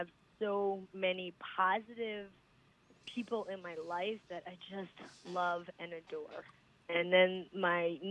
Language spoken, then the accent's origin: English; United States; born or raised there; also born or lived in India